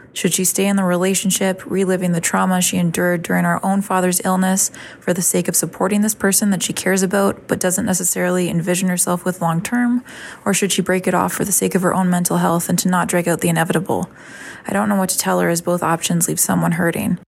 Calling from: Canada; I'm calling from Canada

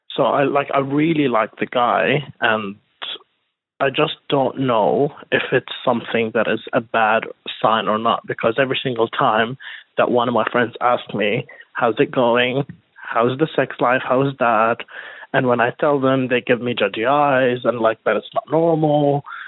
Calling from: Sydney, New South Wales, Australia; I'm calling you from Sydney

